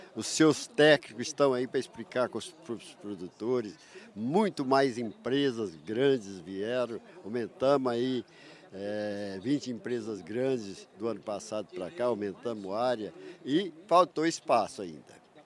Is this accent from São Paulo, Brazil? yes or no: yes; Tuverá, São Paulo, Brazil; moved away as an adult; also born or lived in Aramina, São Paulo; now in Rio Verde, Brazil; Nasci em Aramina, São Paulo, perto de 100 quilômetros para cá de Ribeirão. Uhum. Me criei ali em Tuverá